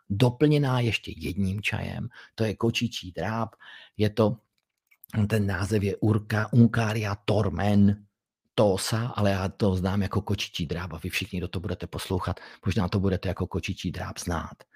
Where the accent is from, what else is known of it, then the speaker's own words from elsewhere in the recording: Czechia; tak jsem patriot Čech protože jsem se narodil tady